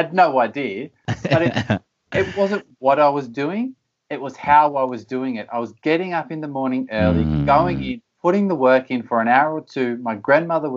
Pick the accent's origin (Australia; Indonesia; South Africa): Australia; moved away as an adult; also born or lived in United States / Belgium / United Kingdom; I grew up in Australia and I always wanted to be a professional soccer player. And I left home at 16, a very young age, to pursue the goal of playing professional soccer. I grew up in a small little country town